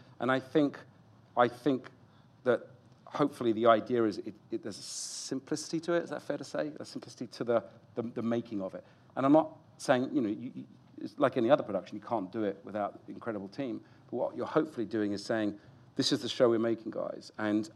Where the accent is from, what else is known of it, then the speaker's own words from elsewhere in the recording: United Kingdom; also born or lived in United States; I'm a Brit